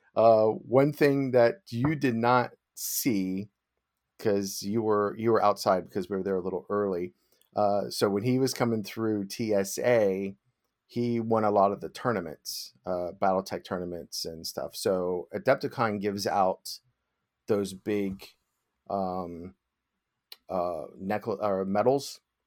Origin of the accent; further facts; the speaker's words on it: United States; being American. I don't know any other foreign languages